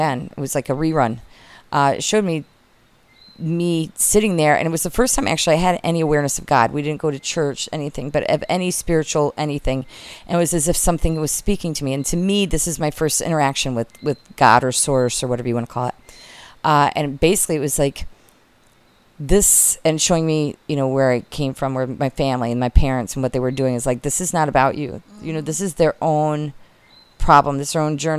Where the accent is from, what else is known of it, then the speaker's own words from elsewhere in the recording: Michigan, United States; now in South Carolina, United States; where we grew up in Michigan